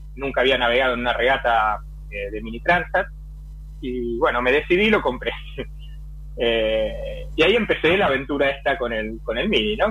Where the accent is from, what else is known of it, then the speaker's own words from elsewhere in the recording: Buenos Aires, Argentina; moved away as an adult; now in Europe; nací en Buenos Aires, navegué casi toda mi vida náutica en Argentina